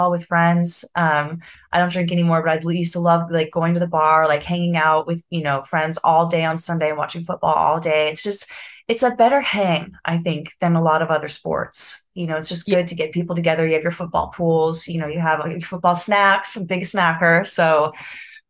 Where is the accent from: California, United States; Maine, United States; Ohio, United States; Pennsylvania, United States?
California, United States; Los Angeles; being from Los Angeles, born and raised